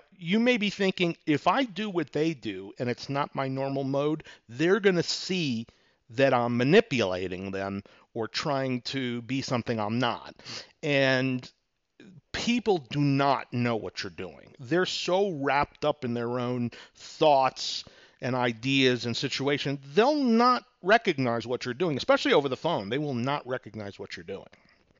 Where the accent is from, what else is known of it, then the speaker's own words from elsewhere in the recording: New York, United States; Now, for example, I'm from New York. Some people can catch my accent once in a while, especially when I'm pissed off in traffic.